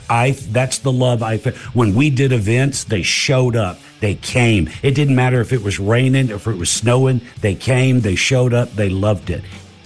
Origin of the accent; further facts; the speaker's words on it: the South, United States; also born or lived in California; now in North Carolina, United States; I've got a beautiful home on the lake in North Carolina. I'm from the South, so that feels comfortable to me.